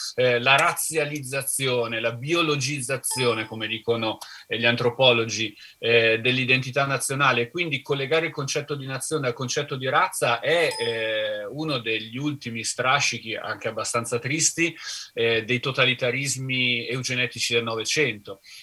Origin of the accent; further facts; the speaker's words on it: Trentino-Alto Adige, Italy; a casa mia, sono trentino